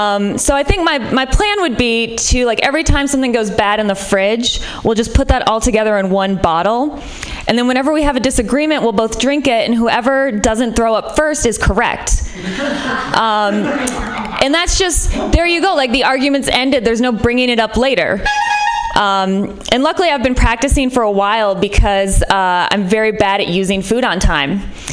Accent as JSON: {"language": "English", "region": "Midwest", "country": "United States", "said": "like, I'm from the Midwest, which might be part of it. Like, parties in San Francisco are definitely of a different caliber. In the Midwest, like, parties don't turn into surprise orgies."}